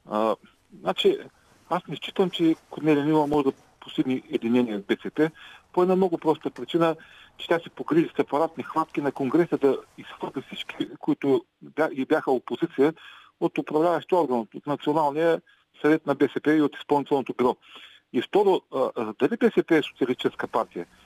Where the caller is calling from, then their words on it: Ruse, Ruse Province, Bulgaria; Здравейте, здравейте госпожо Великова